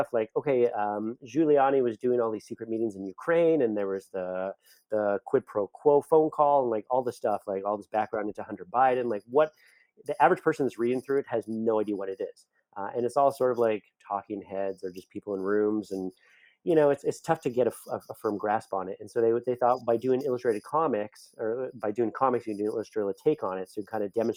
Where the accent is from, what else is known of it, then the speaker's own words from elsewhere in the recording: Canada; I'm Canadian, so I say project.